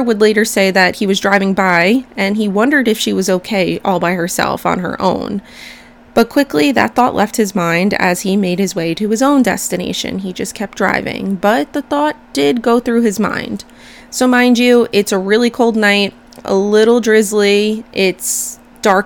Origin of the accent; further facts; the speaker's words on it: United States; I'm American